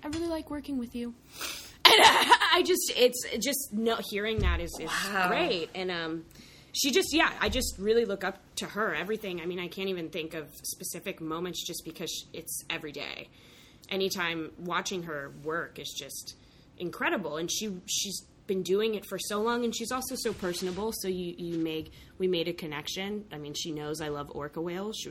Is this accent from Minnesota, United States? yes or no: no; Santa Fe, New Mexico, United States; born or raised there; moved away